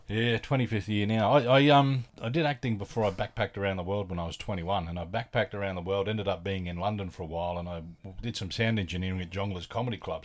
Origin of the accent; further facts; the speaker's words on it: Adelaide, South Australia, Australia; moved away; also born or lived in Sydney; I'm originally from Adelaide, and when I moved back to Australia, I was in Sydney